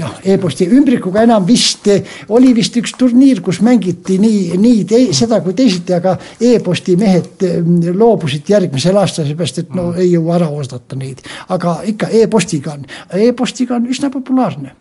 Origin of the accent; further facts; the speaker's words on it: Võru County, Estonia; moved away; also born or lived in Ida-Viru County / Pärnu; sündisin Võrumaal täitsa maal kohe